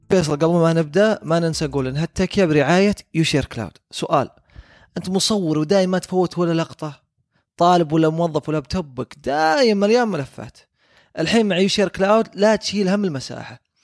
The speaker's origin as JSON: {"language": "Arabic", "country": "Saudi Arabia", "said": "احنا كسعوديين"}